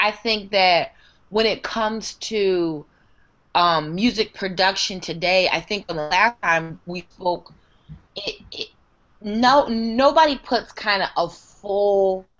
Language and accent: English; Minnesota, United States; I'm going to just build my own little kingdom here where I grew up in Minnesota.